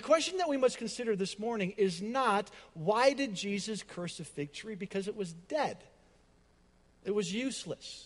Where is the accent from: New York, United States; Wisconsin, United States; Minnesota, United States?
Wisconsin, United States; Madison; I grew up in Madison, Wisconsin, Packerville, and my dad was a Bear fan